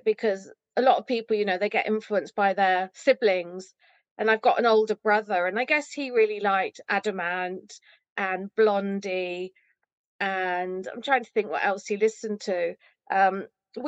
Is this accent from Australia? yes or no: no; Rugby, West Midlands, United Kingdom; So I went to Rugby Library, where I grew up in Rugby